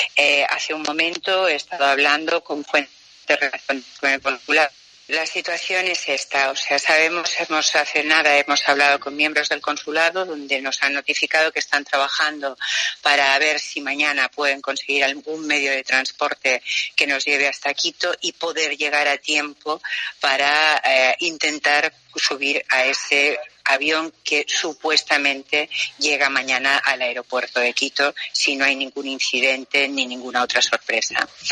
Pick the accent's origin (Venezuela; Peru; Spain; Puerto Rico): Spain; nosotros no estábamos en mi país, ya que cuando salíamos de España